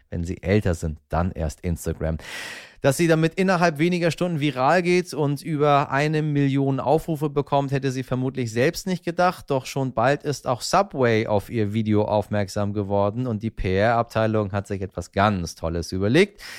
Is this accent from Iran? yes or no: yes; Iran; wenn man als ähm, Iraner so durch die Welt fährt